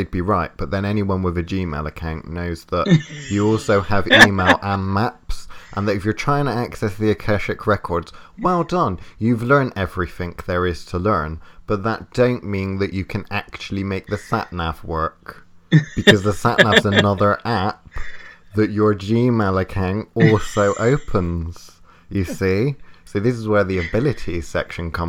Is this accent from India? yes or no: no; United Kingdom; We're British